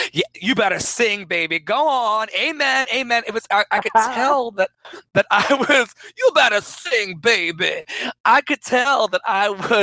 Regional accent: Richmond, Virginia, United States; I was always in Second Baptist Church on East Pilkington Street in Richmond, Virginia

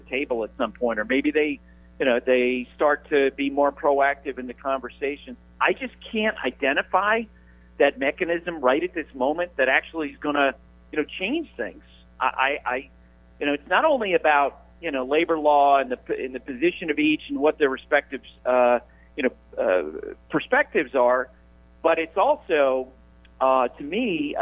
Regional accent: Randolph Center, Vermont, United States; moved away

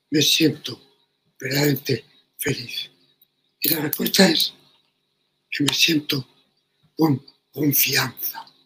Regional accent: Madrid, Community of Madrid, Spain; en el Madrid de mi niñez

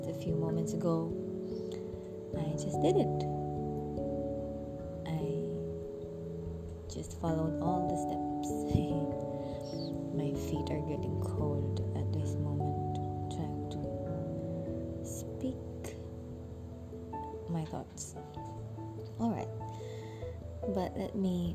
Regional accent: Philippines; moved away as an adult; now in Jakarta, Indonesia; So, I'm originally from the Philippines. And I moved to Jakarta in 2013.

